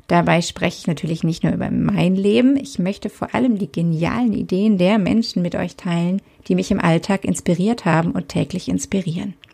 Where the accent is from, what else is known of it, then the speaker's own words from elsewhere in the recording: Southern Germany, Germany; born there; Ich bin in Süddeutschland geboren und lebe aktuell wieder dort.